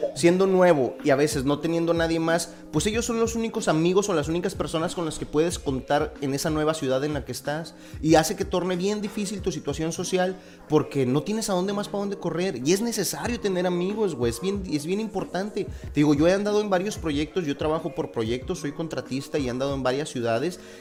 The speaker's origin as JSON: {"language": "Spanish", "town": "Torreón", "region": "Coahuila", "country": "Mexico", "tie": "born or raised there", "also_born_or_lived": "Mexico City", "moved": "as an adult", "said": "yo soy originario de Torreón, Coahuila."}